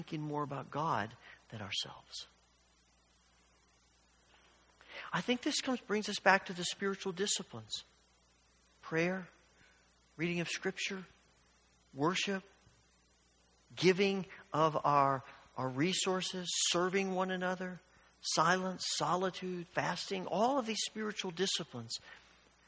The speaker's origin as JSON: {"language": "English", "town": "Evansville", "region": "Indiana", "country": "United States", "tie": "born or raised there", "said": "When I was young and I grew up in Evansville, Indiana"}